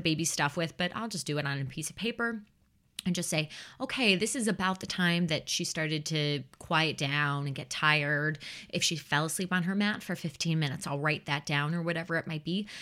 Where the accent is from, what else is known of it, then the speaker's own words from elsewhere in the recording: Chicago, Illinois, United States; I grew up in the Chicagoland area